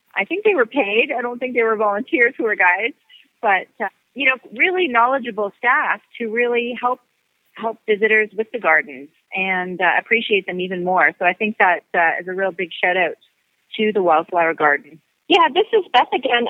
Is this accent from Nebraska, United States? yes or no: no; McFarland, Wisconsin, United States; I'm from McFarland, Wisconsin, which is a suburb of Madison